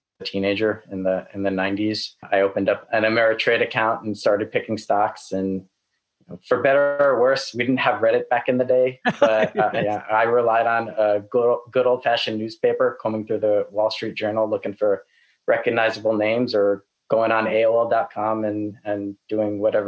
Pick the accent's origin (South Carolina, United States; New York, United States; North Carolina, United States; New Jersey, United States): New York, United States; also born or lived in Los Angeles, California; now in Austin, United States; After living in LA for 12 years, I'm originally from New York